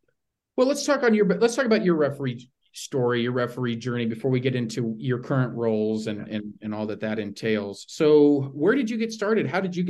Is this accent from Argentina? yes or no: yes; Argentina; thinking about growing up in Argentina, playing soccer there